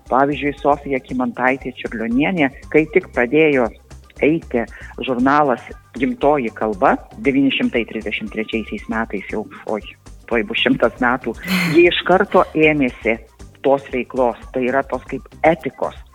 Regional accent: Samogitia, Lithuania; tiek aš būdama žemaitė, tiek aukštaitis, būdami tos visuotinės kirčio atitraukimo zonos kalbėtojai

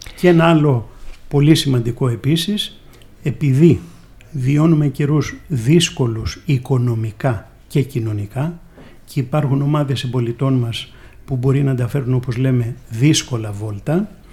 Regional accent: Athens, Attica, Greece; also born or lived in Corfu; έχω γεννηθεί στην αθηνα στην Κεσαριανή συγκεκριμένα

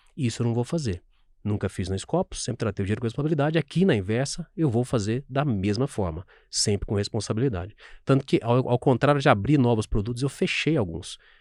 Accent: São Sebastião do Paraíso, Minas Gerais, Brazil; moved away; also born or lived in Franca; Eu sou do interior de Minas Gerais e quando eu fiz 18 anos, meu primeiro inteiro com, emprego com carteira foi numa fábrica de sapatos.

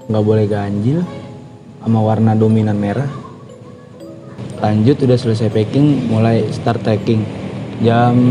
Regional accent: Cikarang, West Java, Indonesia; Gue kan dari Cikarang emang.

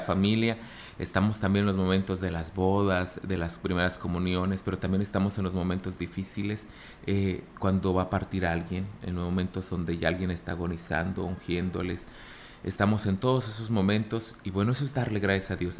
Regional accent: Laguna del Mante, San Luis Potosí, Mexico; now in Ciudad Valles, Mexico; Yo soy de Laguna del Mante, aquí cerquita del municipio de Ciudad Valles

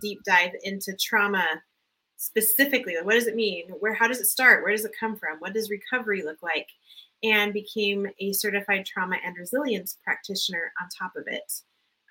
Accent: Southern California, United States; I was raised in Southern California, low income, poverty level at times

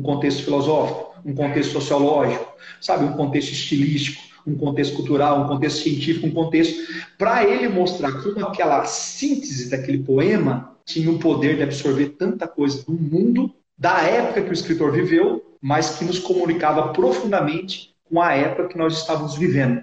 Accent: interior of São Paulo, Brazil; accent: interior paulista (caipira, retroflex r as in "porta"); also born or lived in Assis; eu sou paulistano de nascimento, fui criado no interior, daí o sotaque, o porta

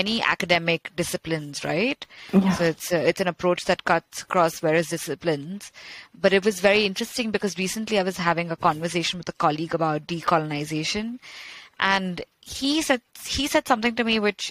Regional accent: Kolkata, West Bengal, India; You know, I grew up in India. I grew up in Calcutta, which was the former capital of the British Empire.

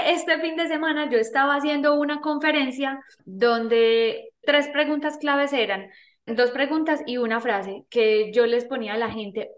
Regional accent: Medellín, Antioquia, Colombia; nací en Medellín, Colombia

